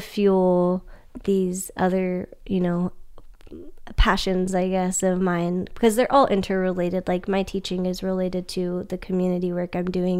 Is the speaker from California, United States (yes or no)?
yes; Sacramento, California, United States; moved away; I'm originally from Sacramento